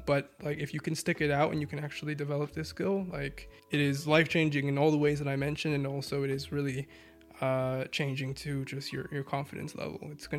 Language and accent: English; New York, United States; moved away as an adult; also born or lived in Massachusetts; I was born in Massachusetts and stayed there for like, I think, 2-3 years. I don't really remember it too much, but I support all the sports teams there. But then I was raised primarily in New York from like the age of like 2 or 3 to like 18 years old.